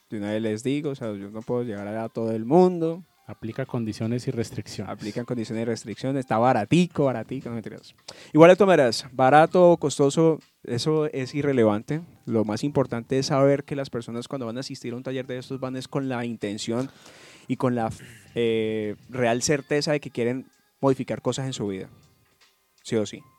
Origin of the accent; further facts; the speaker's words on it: Cali, Valle del Cauca, Colombia; Y te lo digo como caleño.